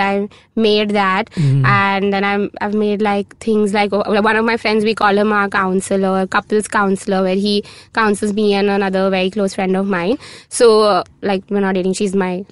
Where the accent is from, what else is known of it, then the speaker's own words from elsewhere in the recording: South India, India; now I'm South Indian